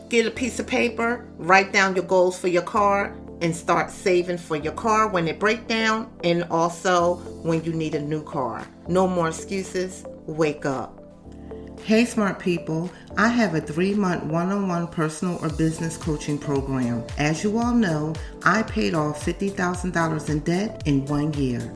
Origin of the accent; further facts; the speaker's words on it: Camden, New Jersey, United States; I'm from Camden, New Jersey